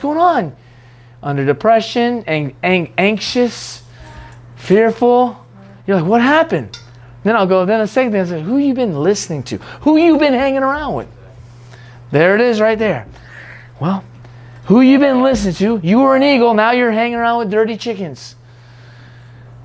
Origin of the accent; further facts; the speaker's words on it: United States; I'm an American still